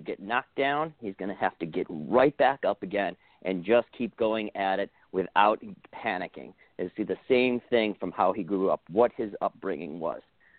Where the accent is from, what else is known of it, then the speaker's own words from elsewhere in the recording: Buffalo, New York, United States; moved away; I grew up in Buffalo. I grew up as a neighbor to Wade Phillips, Don Beebe, Jim Kelly.